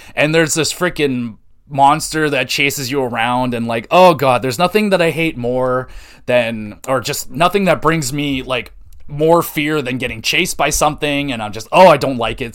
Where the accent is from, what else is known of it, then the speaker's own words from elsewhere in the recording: Canada; I'm a Canadian